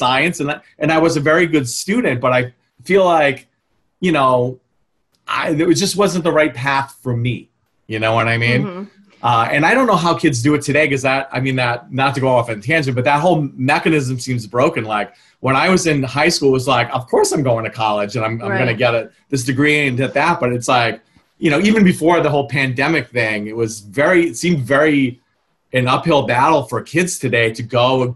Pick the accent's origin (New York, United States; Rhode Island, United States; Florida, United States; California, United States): Rhode Island, United States; moved away as an adult; I grew up in Rhode Island, but I went to RPI